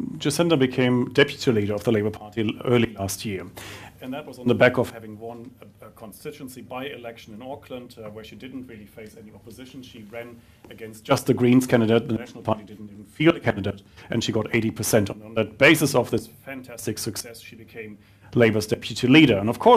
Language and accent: English; Germany; now in New Zealand